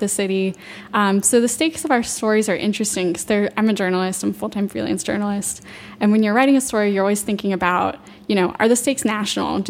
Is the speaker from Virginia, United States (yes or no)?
yes; Loudoun County, Virginia, United States; I'm from Loudoun County, so if you drive about 45 minutes west of here, you will be suddenly in Rolling Hills Farms, just rural area as far as you can see, and that's where I'm from